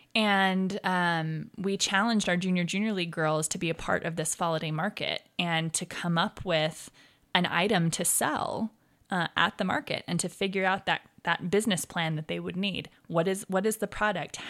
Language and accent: English; Arizona, United States; also born or lived in Provo, Utah; now in Ogden, United States; I moved as an infant down to Arizona, and I was raised down there.